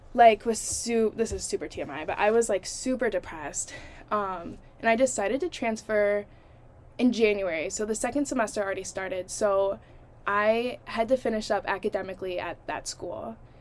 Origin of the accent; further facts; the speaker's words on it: Toledo, Ohio, United States; moved away as an adult; my hometown, Toledo, Ohio